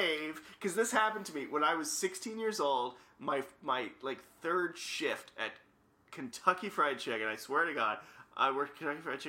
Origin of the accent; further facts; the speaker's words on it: Alberta, Canada; I'm from Alberta